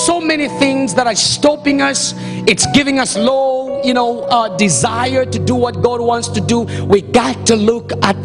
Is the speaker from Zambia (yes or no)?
yes; Zambia; now in Canada; I was born in Zambia